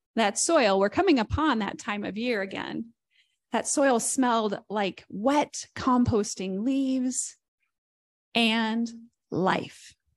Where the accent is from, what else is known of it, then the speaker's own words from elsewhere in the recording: near Columbus, Indiana, United States; As someone who's not from Columbus, Indiana, I'm from close by, but I'm not from Columbus